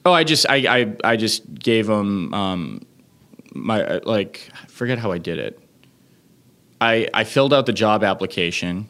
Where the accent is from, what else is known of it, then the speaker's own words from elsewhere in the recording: Leominster, Massachusetts, United States; now in New York City, United States; I grew up in Leominster, Massachusetts